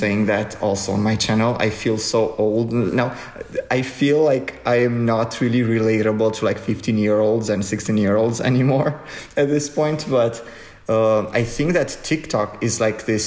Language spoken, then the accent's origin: English; Romania; Romania, my home country.